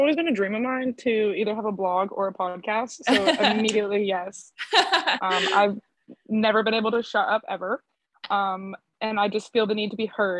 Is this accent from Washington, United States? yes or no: no; Decatur, Texas, United States; also born or lived in Killeen / Godley / Crescent / Boyd; it's easiest to say that I'm from Decatur, Texas. But I've moved around a lot.